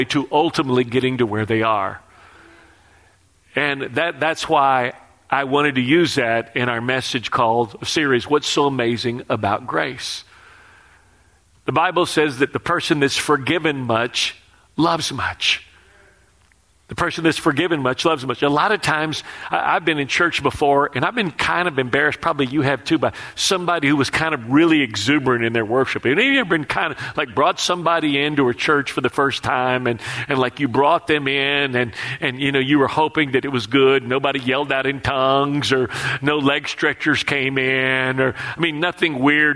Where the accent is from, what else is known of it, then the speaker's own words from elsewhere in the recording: Texas, United States; moved away; I'm from Texas